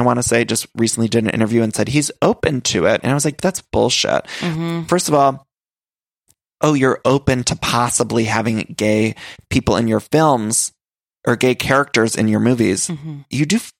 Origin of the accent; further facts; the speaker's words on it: Cleveland, Ohio, United States; I'm an Ohio gal myself. {S8} Yes. {S7} I'm from the Cleveland area